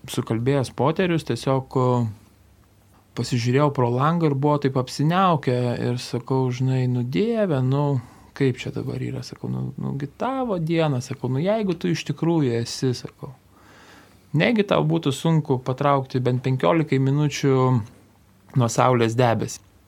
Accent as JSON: {"language": "Lithuanian", "area": "Kupiškis District", "region": "Panevėžys County", "country": "Lithuania", "tie": "born or raised there", "said": "Mano vaikystė, sakysim, prabėgo Kupiškio rajone. Ir augome, tikrai eidavom ir į bažnyčią sekmadieniais būdavom."}